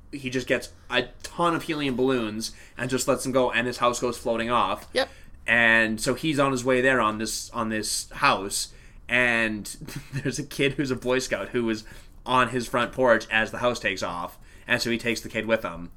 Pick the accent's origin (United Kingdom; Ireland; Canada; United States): Canada; as a Canadian